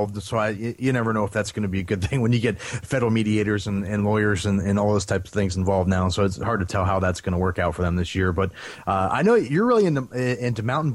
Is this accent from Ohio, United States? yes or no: yes; Northeast Ohio, United States; I grew up in Northeast Ohio